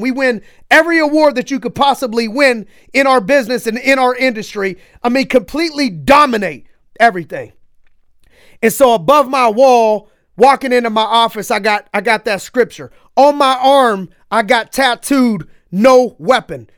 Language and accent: English; Youngstown, Ohio, United States; growing up in Youngstown